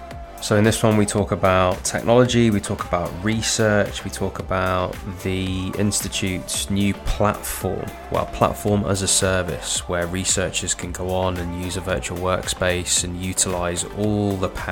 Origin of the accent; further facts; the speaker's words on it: England, United Kingdom; being English and being British